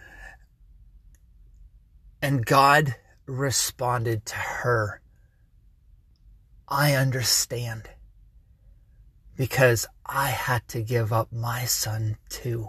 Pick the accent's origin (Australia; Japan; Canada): Canada; I am a Canadian, and I get WDCX from Buffalo